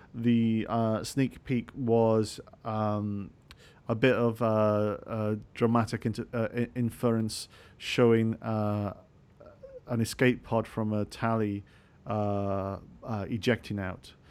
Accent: Scotland, United Kingdom; I'm actually Scottish

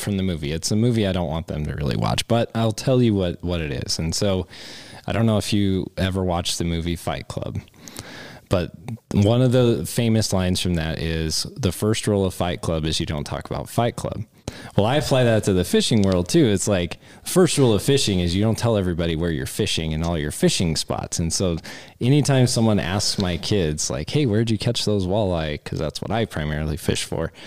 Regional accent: Cheyenne, Wyoming, United States; I grew up in Cheyenne, Wyoming, which is like the worst place to grow up as a fisherman

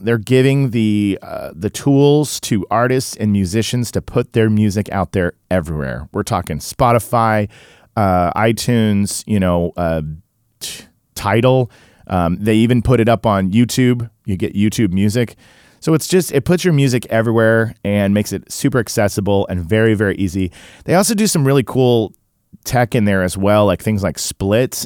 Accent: Tulsa, Oklahoma, United States; somebody like me who grew up in in Tulsa

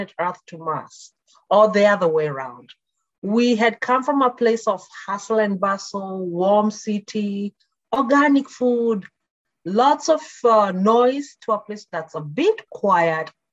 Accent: Nakuru, Nakuru County, Kenya; moved away as an adult; also born or lived in Nairobi, Kenya; now in Canada; I was born and brought up in Kenya in a small town called Nakuru

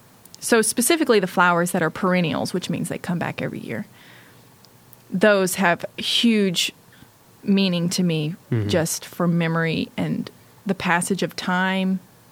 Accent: the South, United States; I'm from the South

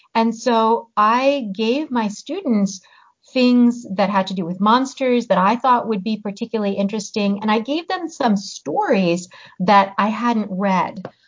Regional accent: United States; first language Hungarian; also born or lived in Hungary; I grew up in the US. Uh, we moved here when I was seven, and I grew up speaking English

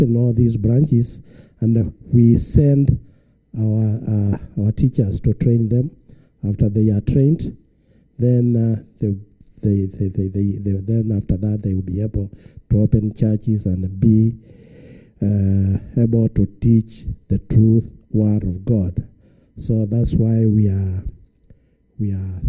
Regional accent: Kenya; from Kenya.

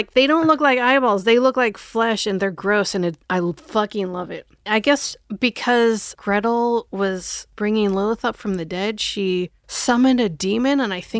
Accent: Omaha, Nebraska, United States; Oh, yeah, I grew up in Omaha.

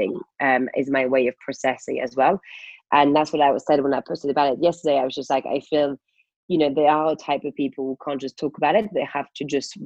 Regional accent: France; now in United Kingdom; as a French person

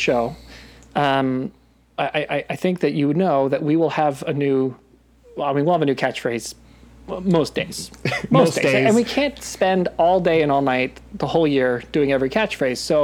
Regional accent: Australia; being Australian in my home

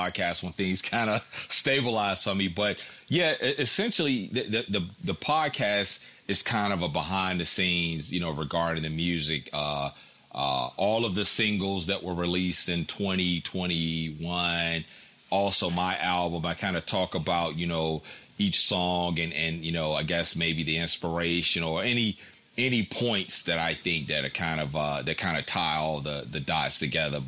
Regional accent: Tidewater area, Virginia, United States; I'm from Virginia. I'm from, you know, the Tidewater area

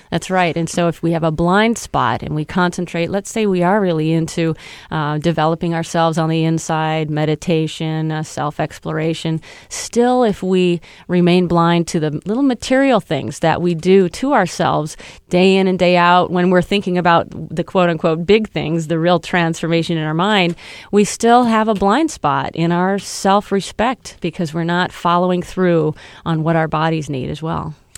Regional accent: Michigan, United States; now in New York, United States; I grew up in Michigan

